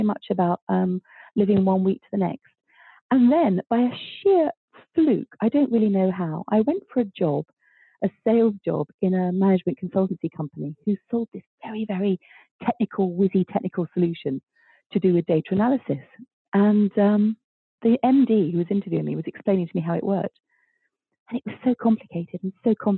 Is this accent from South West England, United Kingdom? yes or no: no; London, United Kingdom; I was born in Stepney and my grandparents were, you know, dockers, East End stock through and through